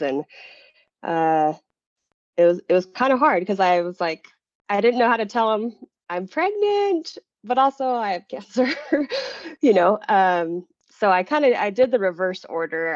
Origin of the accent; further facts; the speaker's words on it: Utah, United States; also born or lived in Rhode Island; I was born and raised in Utah